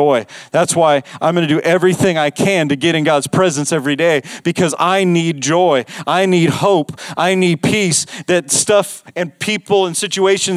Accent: Las Vegas, Nevada, United States; I grew up in Las Vegas.

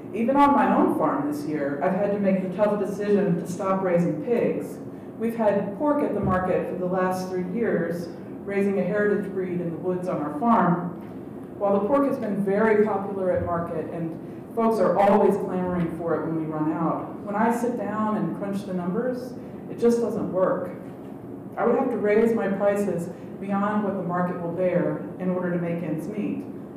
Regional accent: Scottsville, Virginia, United States; my hometown of Scottsville

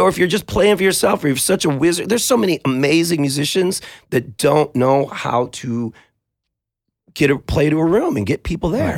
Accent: United States; we're just guys from North County

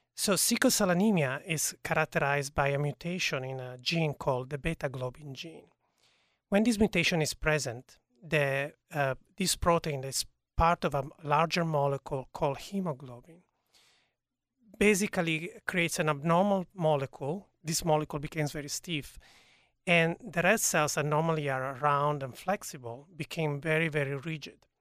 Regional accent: Turin, Piedmont, Italy; now in United States; I was born in Italy, in a, in a city called Torino, which is in northwest of Italy

